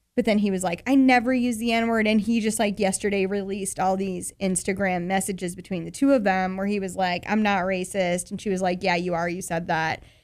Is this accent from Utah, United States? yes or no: yes; Murray, Utah, United States; … from my hometown